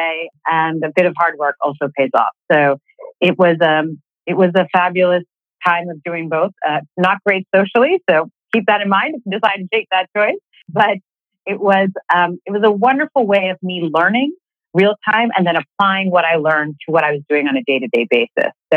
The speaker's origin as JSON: {"language": "English", "town": "Boston", "region": "Massachusetts", "country": "United States", "tie": "born or raised there", "also_born_or_lived": "Philadelphia", "moved": "as an adult", "said": "I was born and raised in Boston"}